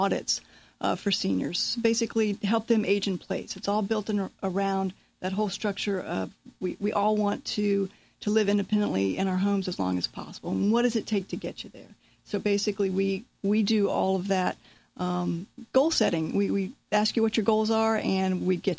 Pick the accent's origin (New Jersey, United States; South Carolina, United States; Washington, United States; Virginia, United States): Virginia, United States; Virginia Beach; moved away; also born or lived in Florida; we're cousins. We're from Virginia. Grew up in Virginia Beach originally.